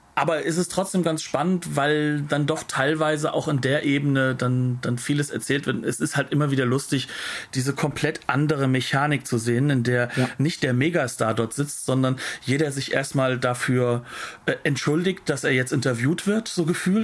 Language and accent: German; Hesse, Germany; Ich bin Hesse